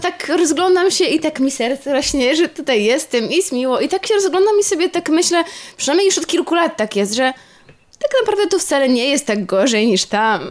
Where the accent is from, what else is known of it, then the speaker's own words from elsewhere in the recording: Poland; ja się urodziłam też w jakichś okropnych czasach i też w Polsce